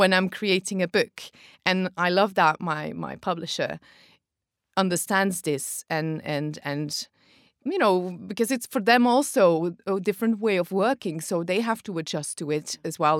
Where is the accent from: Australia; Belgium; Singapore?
Belgium